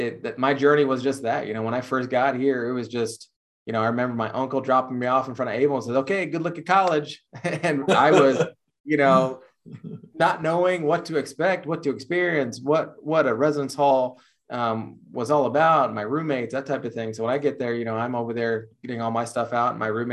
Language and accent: English; Netherlands; English is a second language; also born or lived in Texas; here I am, this kid, born and raised in the Netherlands, coming from Texas